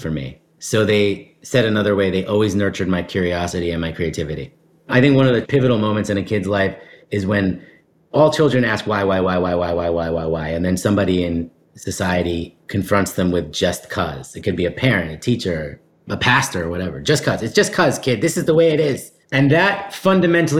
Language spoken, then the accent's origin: English; New York City, New York, United States; I'm a New York City kid. I grew up in the East Village